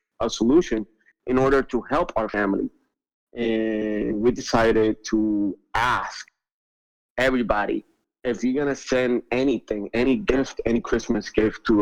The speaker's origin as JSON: {"language": "English", "country": "Puerto Rico", "said": "I'm from Puerto Rico, so 80% of the population here lives under the poverty line"}